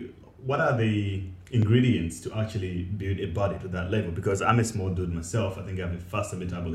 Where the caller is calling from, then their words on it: Cape Town, Western Cape, South Africa; I'm calling from Cape Town, South Africa